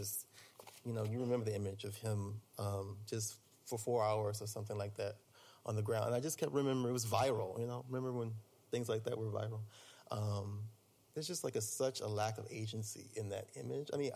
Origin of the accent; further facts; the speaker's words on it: New Orleans, Louisiana, United States; now in Pittsburgh, United States; I'm originally from New Orleans, which is much more colorful and warm